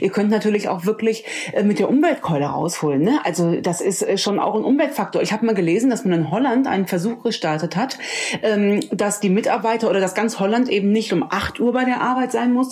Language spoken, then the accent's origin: German; Rhineland, Germany; Als Rheinländerin spreche ich hier mit einem Hamburger.